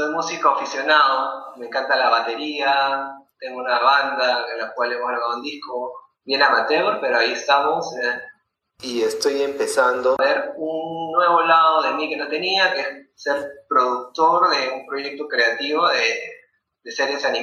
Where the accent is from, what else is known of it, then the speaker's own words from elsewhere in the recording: Lima, Peru; also born or lived in Tacna, Peru; soy peruano, nacido en Lima. Mi vida transcurrió la mitad de mi vida al sur del Perú, en Tacna, frontera con Chile.